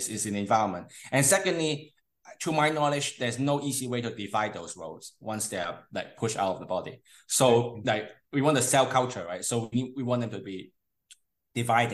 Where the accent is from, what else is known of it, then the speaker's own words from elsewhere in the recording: Hong Kong; moved away; also born or lived in United Kingdom / Canada; I'm from Hong Kong originally. Mm-hmm. I grew up studying partly in Hong Kong and partly in the UK and partly in Canada.